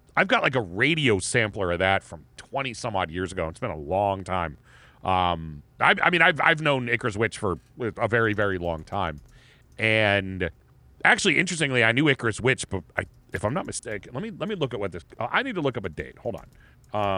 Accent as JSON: {"language": "English", "town": "Erie", "region": "Pennsylvania", "country": "United States", "said": "we're from Erie"}